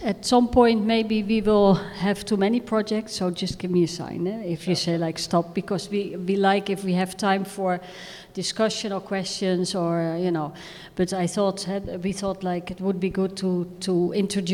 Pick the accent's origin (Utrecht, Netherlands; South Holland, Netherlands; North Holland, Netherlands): South Holland, Netherlands; Rotterdam; We are from Rotterdam